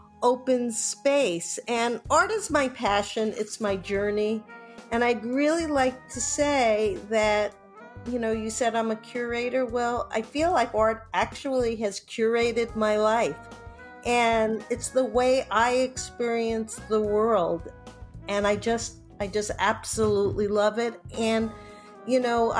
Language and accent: English; New York, United States; now in California, United States; growing up in New York and growing and being on the West Coast